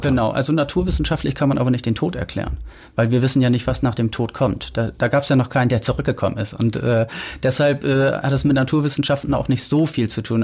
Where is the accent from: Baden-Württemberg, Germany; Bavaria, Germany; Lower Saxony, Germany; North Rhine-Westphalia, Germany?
Lower Saxony, Germany; Delmenhorst; also born or lived in Bremen / Travemünde; now in Hamburg, Germany; ich komme aus Delmenhorst, habe dann in Bremen gewohnt